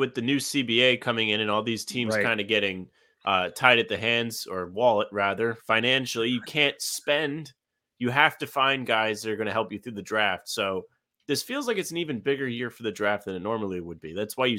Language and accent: English; New England, United States; we're from New England